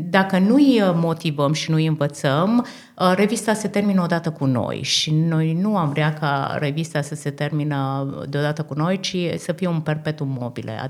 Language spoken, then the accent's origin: Romanian; Austria; suntem din Austria, suntem în vizită în Australia, deci uh, de trei săptămâni.